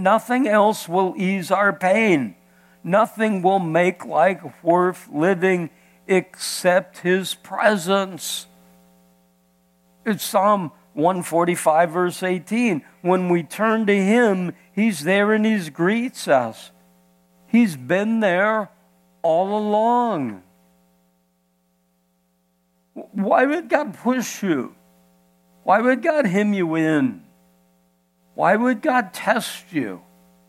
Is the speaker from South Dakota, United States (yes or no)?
no; Iowa, United States; moved away; I was born and raised in Iowa